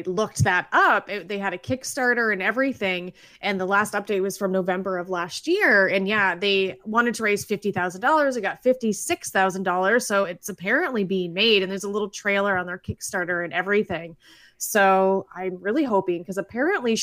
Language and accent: English; Canada; I'm from Canada